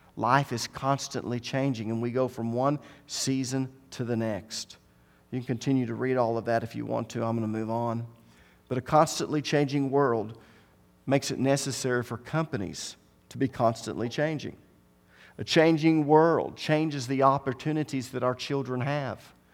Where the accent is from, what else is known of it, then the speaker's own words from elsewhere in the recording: Tahlequah, Oklahoma, United States; The majority of us were born and raised in Cherokee County. We never even thought about leaving Tahlequah. We grew up here